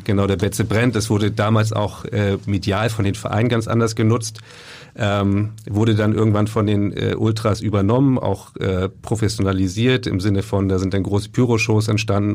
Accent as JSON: {"language": "German", "town": "Lübeck", "region": "Schleswig-Holstein", "country": "Germany", "tie": "born or raised there", "said": "ich bin ja gebürtiger Lübecker"}